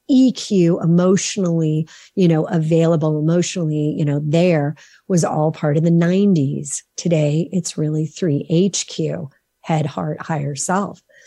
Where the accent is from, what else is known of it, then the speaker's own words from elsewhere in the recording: Los Angeles, California, United States; I grew up in Los Angeles